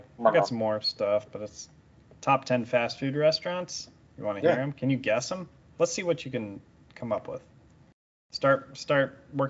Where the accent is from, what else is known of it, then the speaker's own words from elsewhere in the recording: Youngstown, Ohio, United States; moved away; where I grew up in Youngstown.